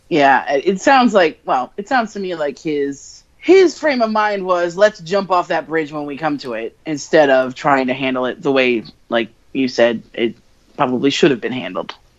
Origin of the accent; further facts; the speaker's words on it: just outside of Hartford, Connecticut, United States; I grew up just outside of Hartford.